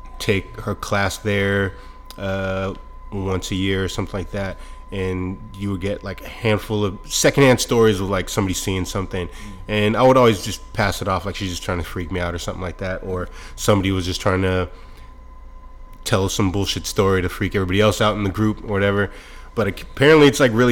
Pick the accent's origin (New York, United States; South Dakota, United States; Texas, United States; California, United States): California, United States; Monterey; I grew up in Monterey.